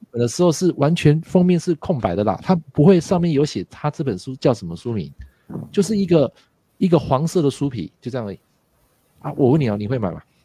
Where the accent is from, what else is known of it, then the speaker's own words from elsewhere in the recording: Taiwan; 他们的呃想法跟我们台湾人还是有点不太一样的啊